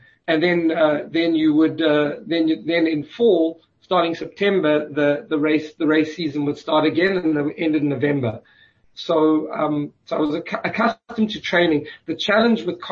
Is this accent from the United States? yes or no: no; South Africa; moved away; being South African and having a good understanding of the culture